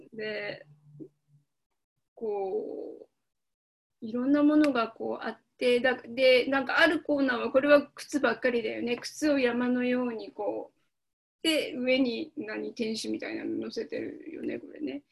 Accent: Kiryu, Gunma, Japan; 私はあの自分の実家の桐生のこと

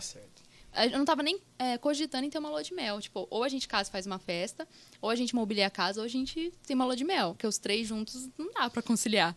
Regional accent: Pradópolis, São Paulo, Brazil; now in Ribeirão Preto, Brazil; eu não sou de Ribeirão, eu nasci em Pradópolis, agora que eu tô morando em Ribeirão

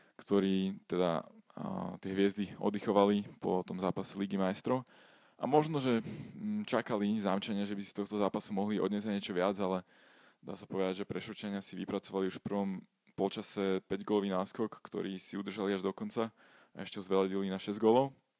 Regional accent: Modra, Bratislava Region, Slovakia; keďže ja som z Modrý

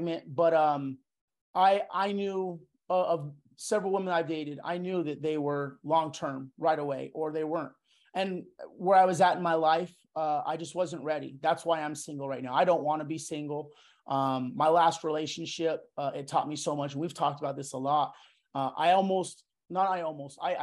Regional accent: Yuma, Arizona, United States; moved away as an adult; I grew up in Yuma, Arizona, small town, predominantly white, mixed with Hispanic, Mexican descent

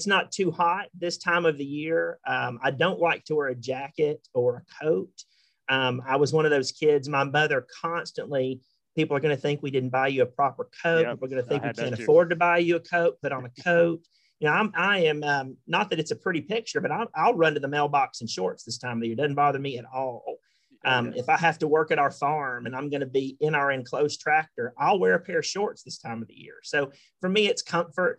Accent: Huntsville, Alabama, United States; also born or lived in southern Tennessee; I grew up here. This is home. My son makes 8 generations on my mother's side of the family to grow up here in Madison County.

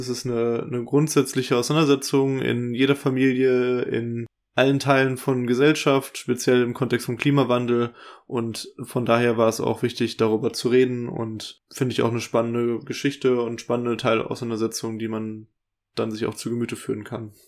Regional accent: West Germany, Germany; als Wessi

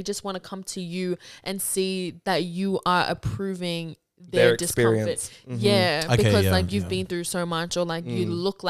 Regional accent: Mount Druitt, New South Wales, Australia; because I'm from Mount Druitt.

